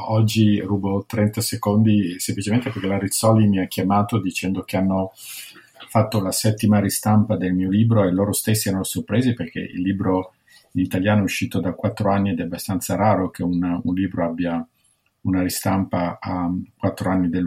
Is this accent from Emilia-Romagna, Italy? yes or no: no; Milan, Lombardy, Italy; also born or lived in London / New York / Washington DC; io sono di Milano, studio dietro a Bocconi, poi ho lavorato nel settore privato alla Citibank a Milano, a Londra, a New York, poi sono andato alla Banca Mondiale a Washington DC